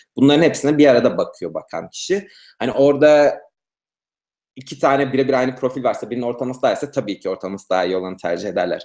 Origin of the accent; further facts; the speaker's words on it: Turkey; moved away as an adult; now in United States; ben doğum doğduğum günden Amerika gelene kadar yani aynı sokak içinde büyüdüm